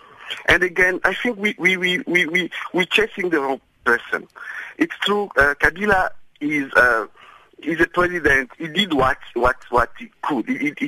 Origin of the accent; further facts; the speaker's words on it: DR Congo; I'm from the Congo, actually